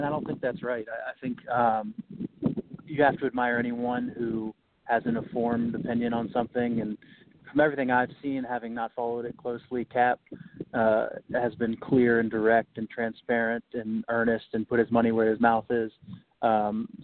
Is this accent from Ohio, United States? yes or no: yes; Ohio, United States; I grew up in Ohio, so I was probably 10 or 11 years old